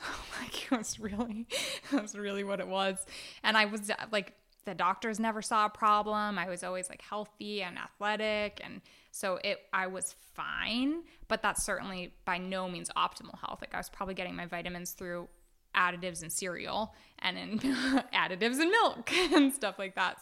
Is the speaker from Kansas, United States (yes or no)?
no; Oakland, California, United States; I grew up in Oakland, California